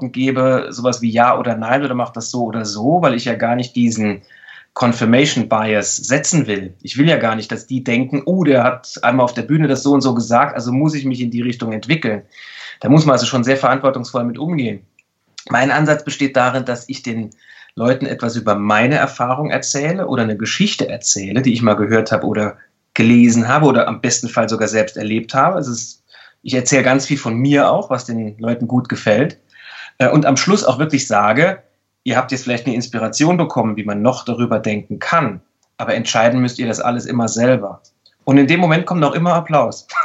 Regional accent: Saarland, Germany; dass ich in einem sehr, sehr kleinen Bundesland aufgewachsen bin. Ich komme ja aus dem Saarland.

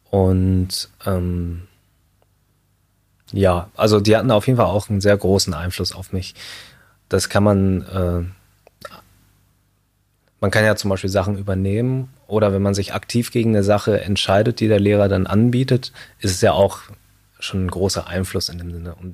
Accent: Münster, North Rhine-Westphalia, Germany; also born or lived in Shanghai, China; habe ich nochmal fünf Jahre in Shanghai gelebt. Und dann bin ich im Alter von sieben Jahren dann wieder zurück nach Deutschland gekommen, in die Nähe von Münster. Also Münster-Hiltrup war ich dann.

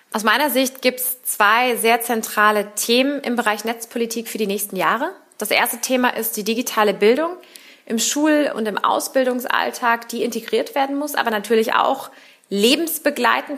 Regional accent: Berlin, Germany; now in Cologne, Germany; gebürtige Berlinerin, überzeugte Wahlkölnerin

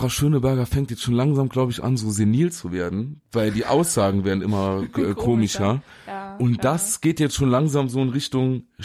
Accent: Saarland, Germany; Stehst du, den da kann man sagen als Saarländer.

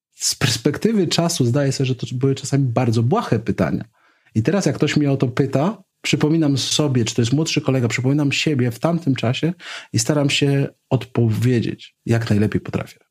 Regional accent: Poland; skąd pochodzę jako Polak

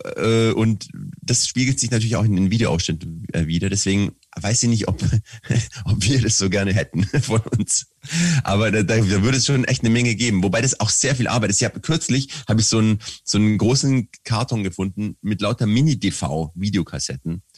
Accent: Swabia, Germany; als Schwabe

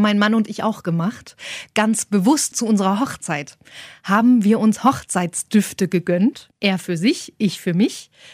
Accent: Saxony-Anhalt, Germany; ich komme aus Sachsen-Anhalt, Osten damals noch gewesen

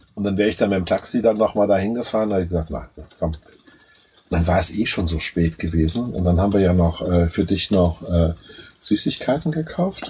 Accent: Germany; bei uns in Deutschland

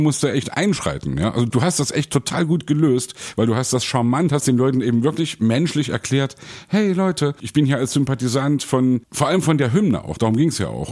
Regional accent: Leipzig, Saxony, Germany; Bei uns in Leipzig

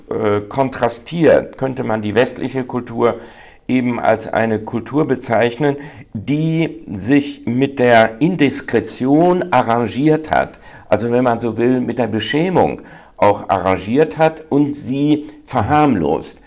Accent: North Rhine-Westphalia, Germany; bin ich eben dominant ein Westfale

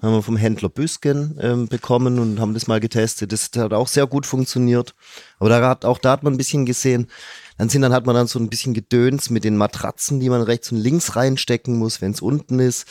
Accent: Stuttgart, Baden-Württemberg, Germany; als ganz gebürtiger Stuttgarter

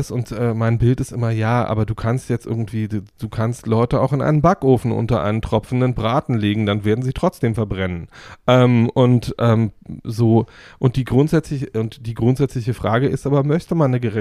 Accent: East Germany, Germany; ich bin ja im Osten groß geworden und habe im Osten dafür, dass ich immer so wie es damals hieß, systemkritisch war, irgendwie reißig aufs Moor bekommen.

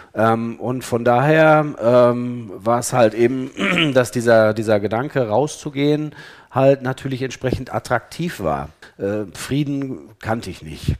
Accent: Ennepetal, North Rhine-Westphalia, Germany; ich komme aus Ennepetal äh, und ich war in Ennepetal Oberbauer in der Gemeinde

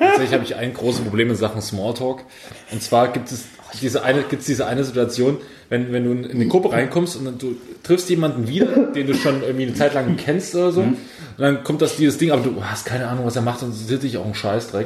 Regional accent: Pulsnitz, Saxony, Germany; moved away; in Pulsnitz, in meiner Heimatstadt

